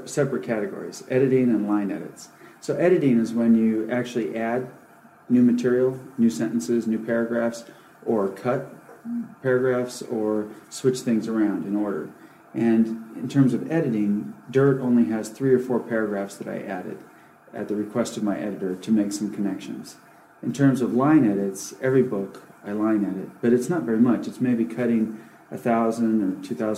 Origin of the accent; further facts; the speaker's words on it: Alaska, United States; moved away; also born or lived in California; I grew up in Alaska and then in California where my parents were from